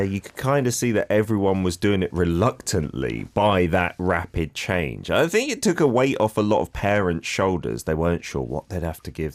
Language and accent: English; London, United Kingdom; moved away; when I was growing up in London